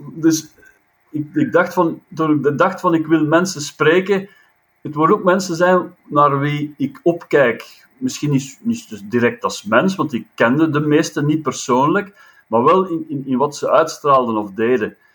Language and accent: Dutch; a village 6 km from Leuven, Flanders, Belgium; in het dorpje waar ik geboren ben, en bijsem op 6 kilometer van Leuven